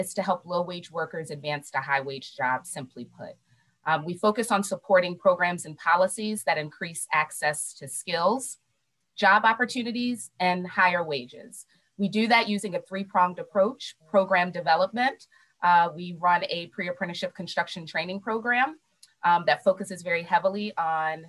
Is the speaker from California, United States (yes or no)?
no; Baltimore, Maryland, United States; I love Baltimore, born and raised and made it a choice to stay here